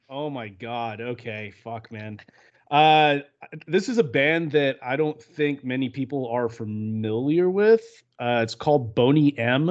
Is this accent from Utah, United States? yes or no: no; Louisiana, United States; I'm from Louisiana.